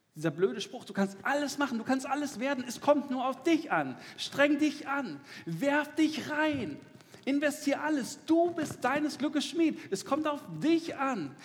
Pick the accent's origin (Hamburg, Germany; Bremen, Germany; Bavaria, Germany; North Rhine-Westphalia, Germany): North Rhine-Westphalia, Germany; Dortmund; im Ruhrgebiet, wo ich herkomme, ich komme aus Dortmund